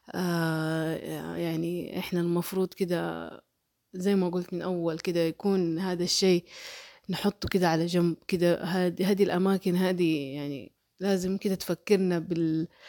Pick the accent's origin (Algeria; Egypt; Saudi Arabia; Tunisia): Saudi Arabia; Mecca, Makkah Province; accent: Hejazi; أنا آه أصلي من مكة ونشأت في مكة ولكني لم أولد في مكة